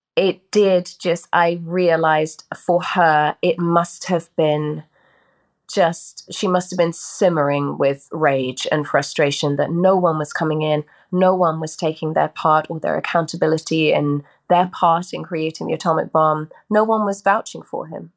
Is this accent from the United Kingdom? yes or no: yes; United Kingdom; this is my native tongue